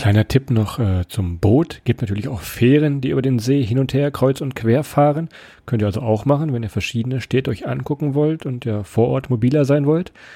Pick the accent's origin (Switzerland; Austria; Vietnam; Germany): Germany; Northern Germany; wir kommen ja eigentlich aus dem Norden